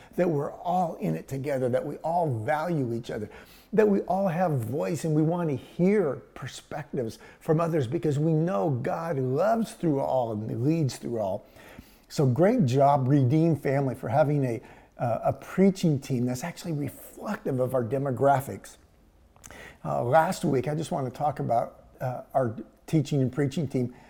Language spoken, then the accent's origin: English; Houston, Texas, United States; growing up in Houston, we did that. I lived at 3808 Arnold Street. It was a dead end. And we're talking Houston, Texas